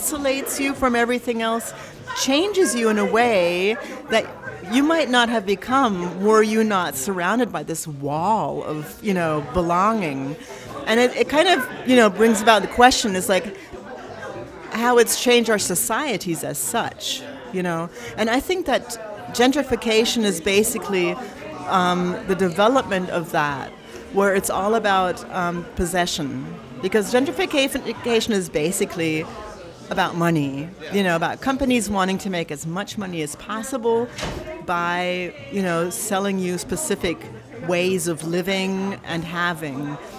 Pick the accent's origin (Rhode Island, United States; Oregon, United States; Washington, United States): Washington, United States; Tacoma; born there; also born or lived in Berlin; I realized that actually, I was born in Tacoma, and my father was in the army, so we moved around, and it's actually something I'm used to. It's the only place I've actually been longer for one period of time was Berlin.